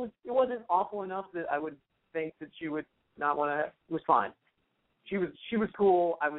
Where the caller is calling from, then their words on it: Los Angeles, California, United States; I'm 27. I'm calling from L.A.